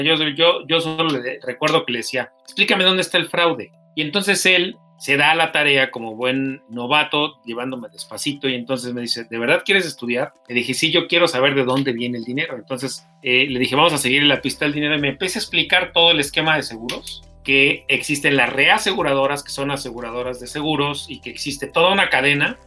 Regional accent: Mexico City, Mexico; nací, crecí en Iztapalapa, en las orillas de Iztapalapa, muy pegadito a los Reyes La Paz

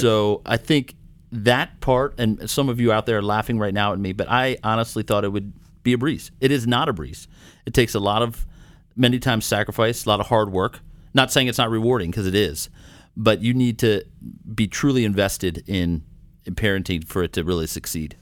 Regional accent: Maryland, United States; now in Minnesota, United States; I'm originally from Maryland

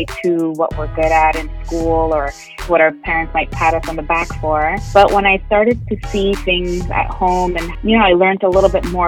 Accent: Montreal, Quebec, Canada; moved away as an adult; now in Atlanta, United States; I'm born and raised in Montreal, but practicing in Atlanta, Georgia

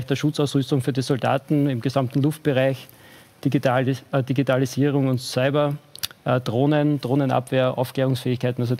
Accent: Austria; Wir sind ja als Österreicher Mitglied in der NATO-Partnerschaft für den Frieden.

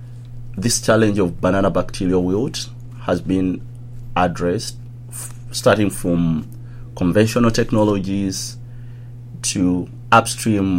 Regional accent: Uganda; I grew up in a little town like 1 hour away from the capital, which is Kampala

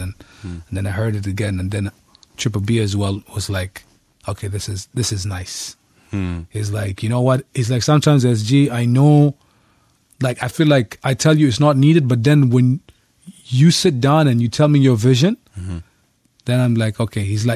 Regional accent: Muscat, Oman; In Muscat? Yeah, Muscat.

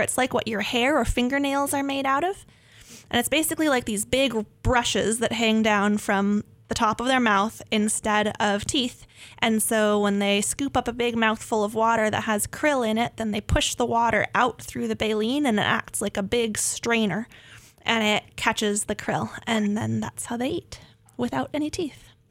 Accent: Northern California, United States; moved away; I grew up in Northern California near the coast

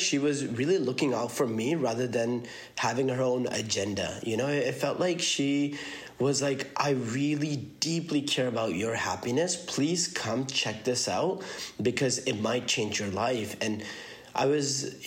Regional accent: Columbia, Missouri, United States; born or raised there; also born or lived in Karachi, Pakistan; now in Milwaukee, United States

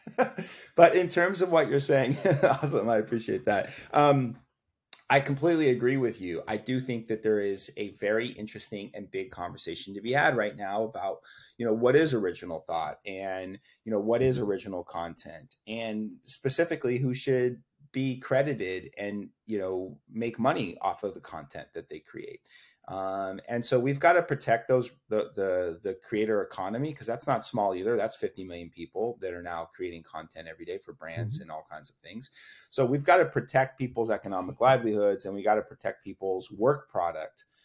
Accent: Austin, Texas, United States; I grew up in Austin, Texas

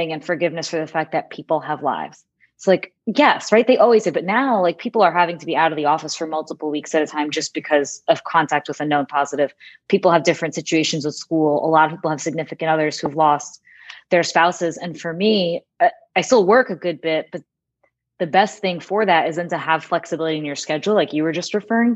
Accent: Northeast, United States; moved away as an adult; also born or lived in Manhattan, New York; now in Jacksonville, United States; I grew up in the Northeast

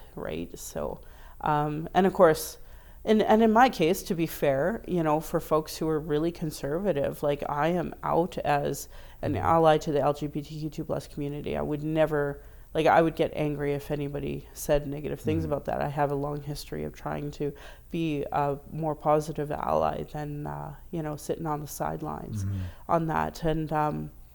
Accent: Calgary, Alberta, Canada; I was raised as a Calgarian, I was raised as an Albertan, as a Canadian

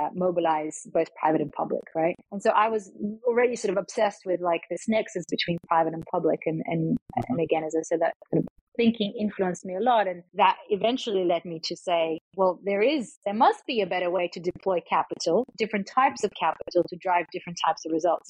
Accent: Australia; moved away as an adult; also born or lived in Latvia / Melbourne, Australia; now in Thailand; raised uh, kind of ethnically sort of Eastern European uh, Russian, um, which I still speak uh, today, uh, but moved to Australia. So I grew up in Australia

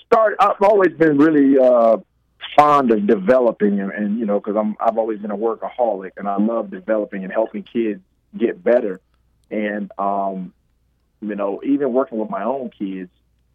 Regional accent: Detroit, Michigan, United States; But you know, Detroit. I grew up in Detroit.

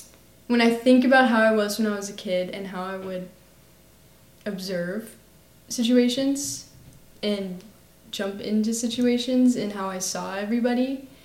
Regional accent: Austin, Texas, United States; I'm also a senior at Lake Travis High School, and I was born and raised here in Austin, Texas.

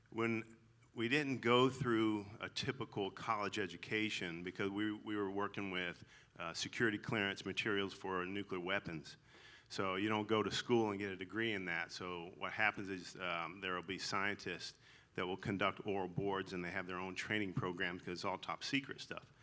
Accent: the South, United States; accent: twang; So if you hear a twang in my voice, that's I'm I'm legally allowed to say y'all because I'm from the South.

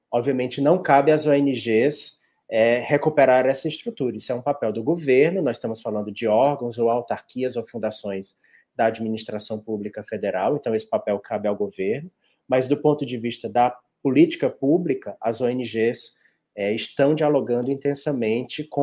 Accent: Ceará, Brazil; Olha, como bom cearense, eu não podia deixar de dizer que é o baião de dois, mas é o baião de dois do Ceará

